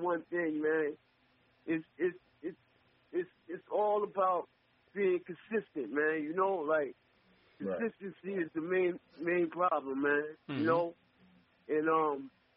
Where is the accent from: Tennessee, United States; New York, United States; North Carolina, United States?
New York, United States; New York City; I'm from Jamaica, Queens